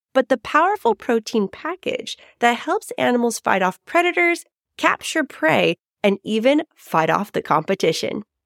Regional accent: San Diego, California, United States; my hometown, San Diego, California

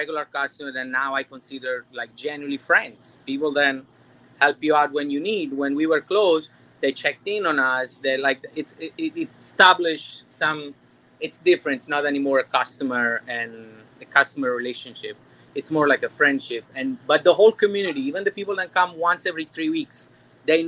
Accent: Naples, Campania, Italy; moved away as an adult; now in Cooper City, United States; I'm from Napoli

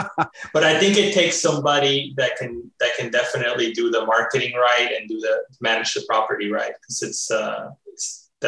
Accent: Florida, United States; first language Spanish; English is a second language; It is my first language, but I grew up in Florida speaking English in school. So I'm actually more comfortable with English.

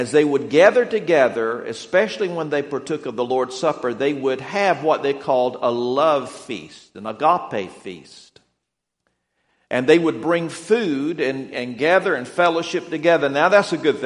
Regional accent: Atlanta, Georgia, United States; moved away; I am from the Atlanta area. I'd lived there for around 17 years

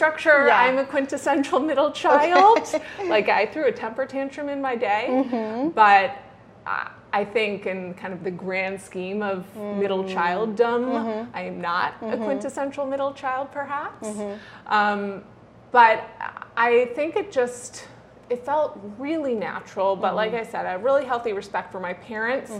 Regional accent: a little bit north of Boston, Massachusetts, United States; I grew up in Massachusetts

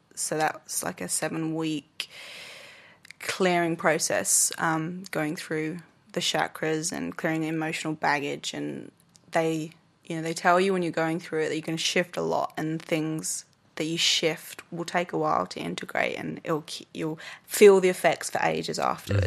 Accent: England, United Kingdom; moved away as an adult; now in Australia; I came from, I'm English and back in the U K

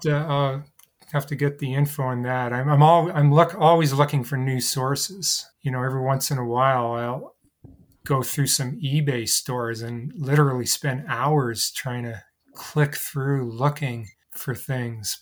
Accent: Canada; I'm a Canadian living in Canada

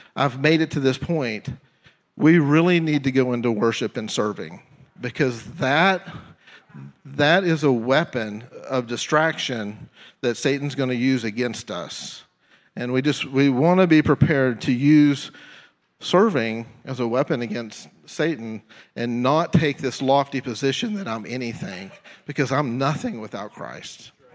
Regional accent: Tyler, Texas, United States; moved away as an adult; now in Jefferson City, United States; my hometown is Tyler, Texas, and God called me out of Tyler, Texas to Jefferson City.

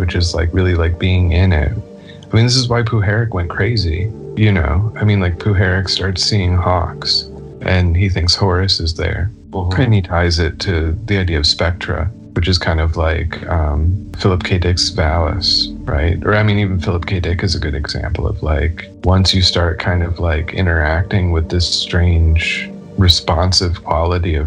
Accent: Chicago, Illinois, United States; also born or lived in rural Georgia; now in Georgia, United States; I'm originally from Chicago, moved down here to rural Georgia.

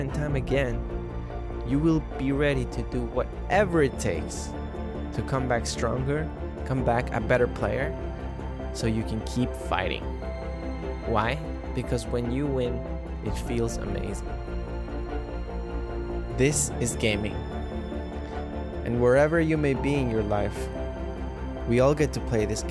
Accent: Ecuador; now in New York City, United States; I'm living in New York City. Growing up in Ecuador

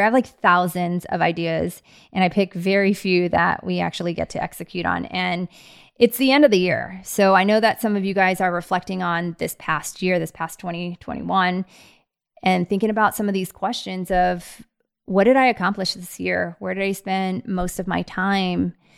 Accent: Bay Area, California, United States; now in Scottsdale, United States; I grew up in the Bay Area

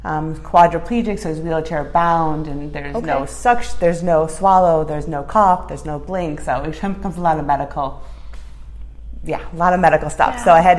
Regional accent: Park Ridge, Illinois, United States; moved away as an adult; now in Schaumburg, United States; Well, I grew up in Park Ridge, so I just moved to Schaumburg in 2004, got married.

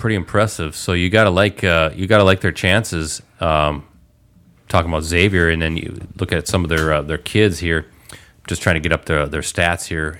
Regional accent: Stevens Point, Wisconsin, United States; my hometown, Stevens Point

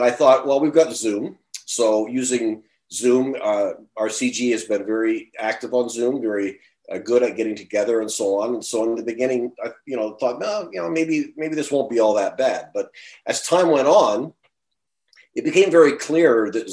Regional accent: Ontario, Canada; moved away as an adult; I grew up and lived in Ontario for the first 58 years of my life

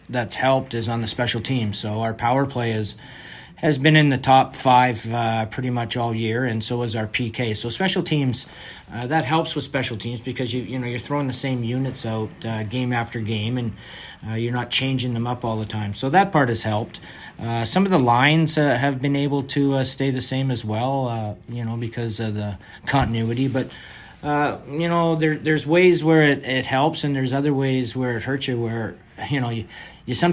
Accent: Vancouver, British Columbia, Canada; I grew up in Vancouver

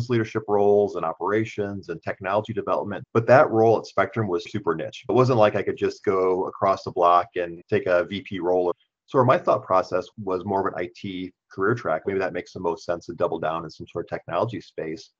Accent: Wisconsin, United States; moved away as an adult; now in Grand Rapids, United States; I'm from Wisconsin originally

